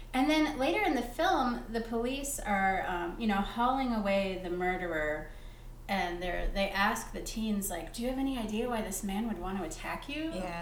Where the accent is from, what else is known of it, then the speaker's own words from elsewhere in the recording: Chicago, Illinois, United States; I'm from Chicago or the States